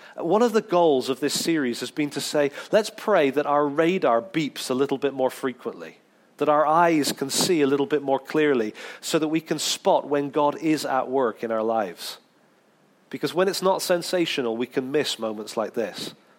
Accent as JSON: {"language": "English", "region": "England", "country": "United Kingdom", "said": "being really English"}